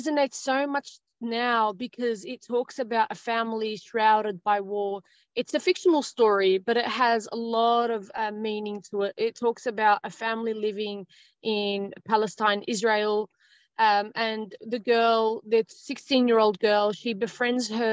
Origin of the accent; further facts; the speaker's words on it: Australia; I'm Australian. I was born in Australia, born and raised here in Australia